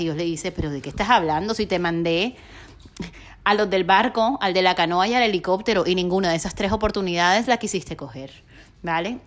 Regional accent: Barranquilla, Atlántico, Colombia; moved away as an adult; also born or lived in Bogotá; me toca después de ocho años regresar a Barranquilla, mi ciudad natal, a vivir con mis papás

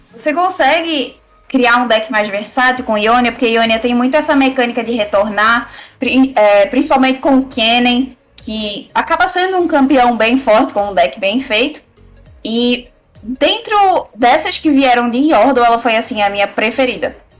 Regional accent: Northeast Region, Brazil; eu sou do Nordeste

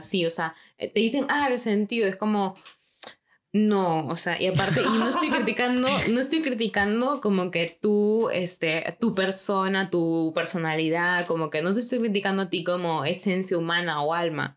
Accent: Lima, Peru; moved away; yo como, como limeña

